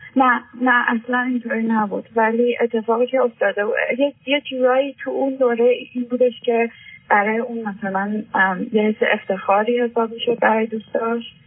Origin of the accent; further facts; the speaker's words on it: Iran; moved away as an adult; now in Europe; من هشت ساله که از ایران اومدم و 18 ساله هم بود که از ایران اومدم و الان تو اروپا زندگی میکنم